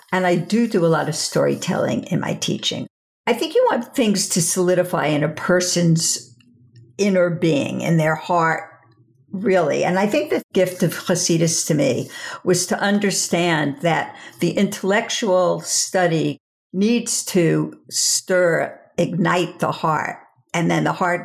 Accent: Five Towns, Long Island, New York, United States; moved away as an adult; now in Los Angeles, United States; I said, Long Island.

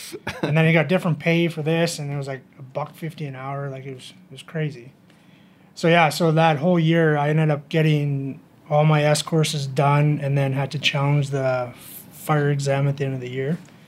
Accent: Strathmore, Alberta, Canada; So I'm born and raised in Strathmore. Moved away to play hockey, and when I was done, I moved back. I couldn't afford anything, so I ended up buying a house in Strathmore.

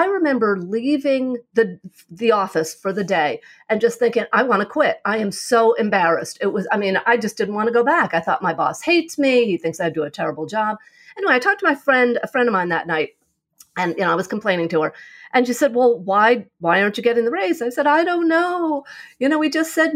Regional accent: New York, United States; also born or lived in California; now in Arizona, United States; I'm originally from New York. I loved living in New York, grew up there, moved to California for a couple of years

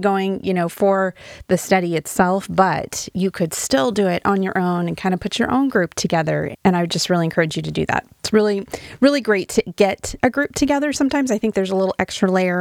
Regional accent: Wyoming, United States; now in Oregon, United States; I'm from Wyoming, which I love Wyoming

